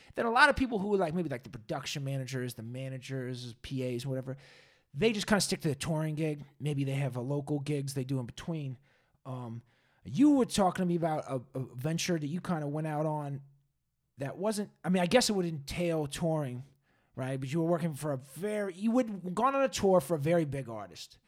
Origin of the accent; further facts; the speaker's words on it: Massachusetts, United States; now in California, United States; I'm from Massachusetts